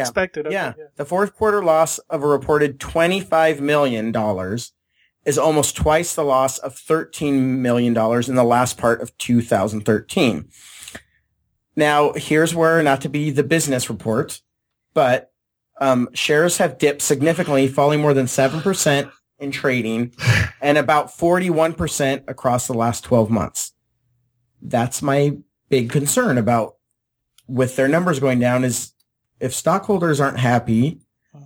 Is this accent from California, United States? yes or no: yes; San Diego, California, United States; I grew up in San Diego